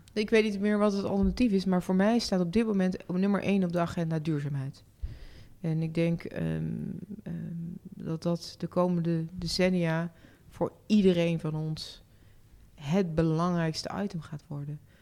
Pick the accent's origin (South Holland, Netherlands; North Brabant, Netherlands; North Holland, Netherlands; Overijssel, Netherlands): North Brabant, Netherlands; Tegelijkertijd ben ik ook opgegroeid in Brabant en ik, ik, ik voel me daar gewoon uitermate prettig